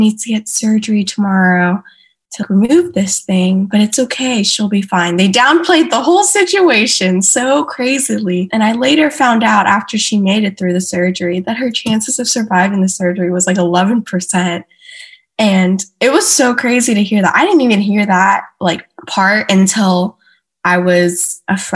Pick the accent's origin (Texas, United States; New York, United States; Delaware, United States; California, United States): Texas, United States; Houston; also born or lived in Katy, Texas; I am originally from Houston, Texas, was born and raised